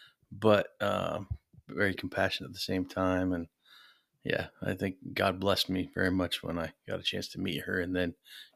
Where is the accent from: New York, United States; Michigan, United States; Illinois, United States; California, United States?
New York, United States; also born or lived in North Carolina / Arizona; But before that, I grew up in upstate New York. So about a stone's throw away from Canada.